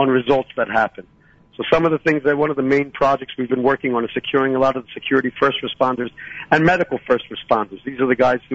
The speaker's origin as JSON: {"language": "English", "town": "Philadelphia", "region": "Pennsylvania", "country": "United States", "tie": "born or raised there", "moved": "yes", "lives_now": "Shiloh, Israel", "said": "I was born in Philadelphia, and I made Aliyah in 1978"}